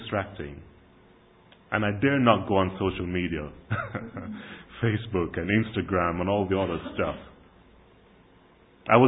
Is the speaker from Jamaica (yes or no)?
yes; Kingston, Jamaica; moved away; When I was growing up in Jamaica in the 70s and 80s